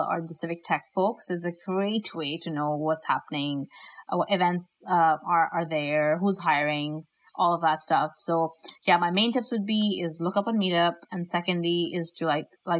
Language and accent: English; Pakistan; moved away; my home country of Pakistan